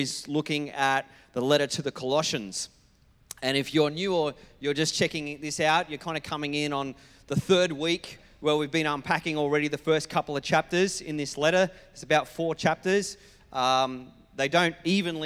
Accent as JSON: {"language": "English", "region": "New South Wales", "country": "Australia", "moved": "yes", "lives_now": "Queensland, Australia", "said": "as someone who comes from New South Wales as my state of origin."}